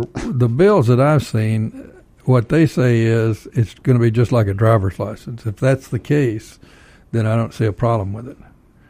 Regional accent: North Texas, United States; now in Georgia, United States; I'm not from Georgia. I'm from a little town in North Texas.

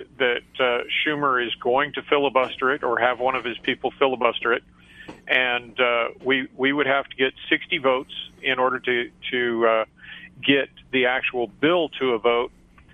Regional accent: Arizona, United States; also born or lived in Abilene, Texas / Ohio / Illinois; our Texas roots go way back. But I was raised in Arizona for the most part.

